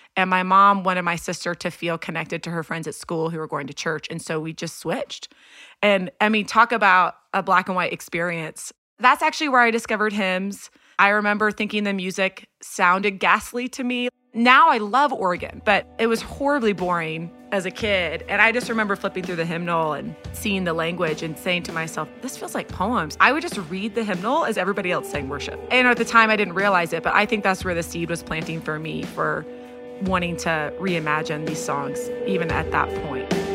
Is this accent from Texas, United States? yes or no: yes; Houston, Texas, United States; I was born raised in Houston, Texas